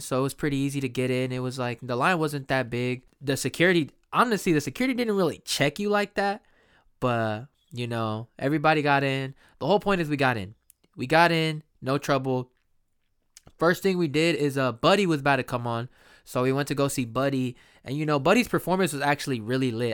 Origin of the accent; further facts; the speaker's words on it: Sacramento, California, United States; here in my hometown, Sacramento, uh, Sacramento, California